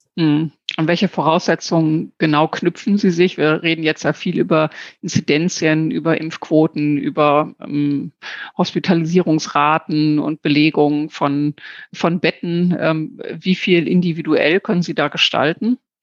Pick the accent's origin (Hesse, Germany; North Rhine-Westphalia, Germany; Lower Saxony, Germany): Lower Saxony, Germany; auch aus Niedersachsen, so wie ich.